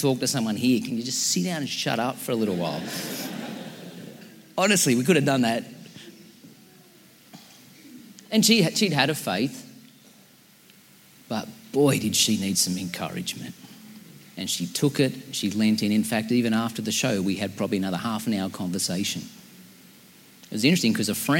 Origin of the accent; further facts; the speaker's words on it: Central Coast, New South Wales, Australia; we're from the Central Coast